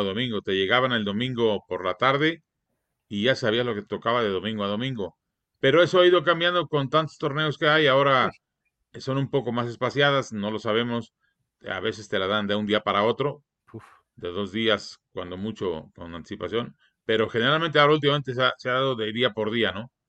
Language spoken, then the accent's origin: Spanish; Iguala, Guerrero, Mexico; nació en Iguala de la Independencia Guerrero, donde nacieron mis padres también, y donde nací yo